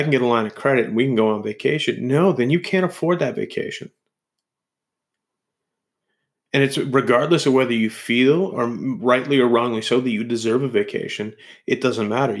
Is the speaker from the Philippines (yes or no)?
no; Canada; as Canadians